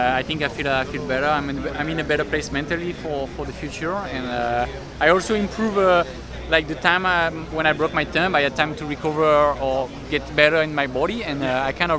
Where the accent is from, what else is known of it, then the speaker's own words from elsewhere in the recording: France; English is a second language; moved away as an adult; now in United States; I'm French